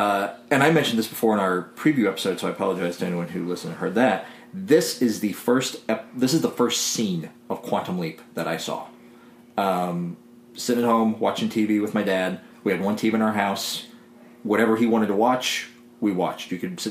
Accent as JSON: {"language": "English", "area": "White County", "region": "Illinois", "country": "United States", "tie": "born or raised there", "said": "I grew up in White County, Illinois"}